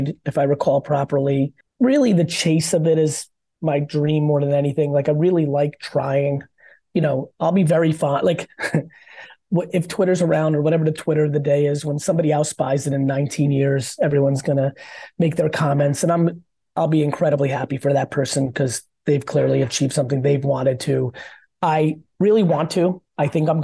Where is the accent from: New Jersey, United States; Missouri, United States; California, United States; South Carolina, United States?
New Jersey, United States; also born or lived in Soviet Union; I came from the Soviet Union. I grew up in Jersey when I really started picking my teams